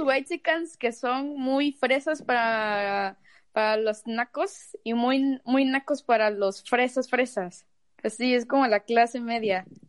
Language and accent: Spanish; Mexico; yo soy de Río Viejo